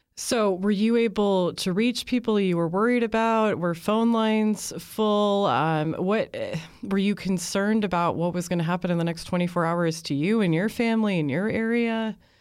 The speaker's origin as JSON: {"language": "English", "country": "United States", "said": "as an American"}